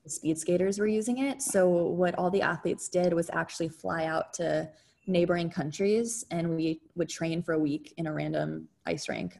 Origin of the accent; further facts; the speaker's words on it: San Jose, California, United States; I grew up yeah. in San Jose, California